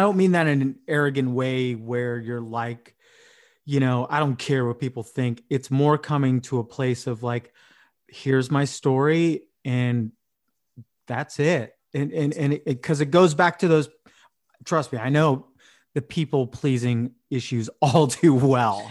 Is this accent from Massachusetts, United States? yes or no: no; San Diego, California, United States; moved away as an adult; also born or lived in Vietnam / Escondido; I went to Boise State and I grew up in San Diego